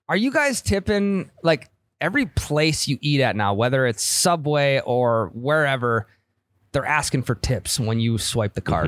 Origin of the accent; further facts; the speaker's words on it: Midwest, United States; I'm from the Midwest